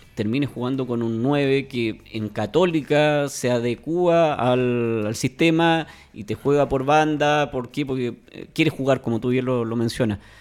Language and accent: Spanish; Chile; A nosotros como, país o como fútbol chileno